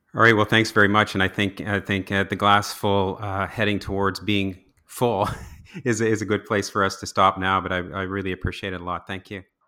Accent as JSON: {"language": "English", "region": "New Brunswick", "country": "Canada", "said": "as a maritimer or a New Brunswicker"}